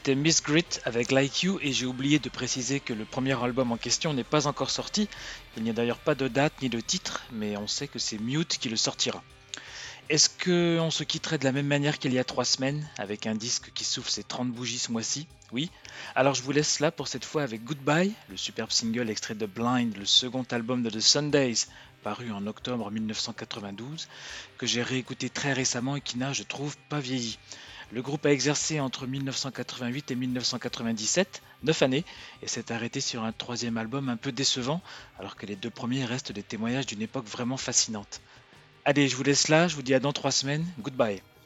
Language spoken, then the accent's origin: French; France; chez nous en France